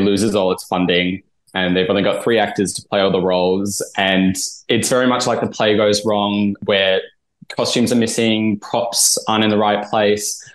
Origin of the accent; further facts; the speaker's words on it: Adelaide, South Australia, Australia; moved away; I'm from Adelaide originally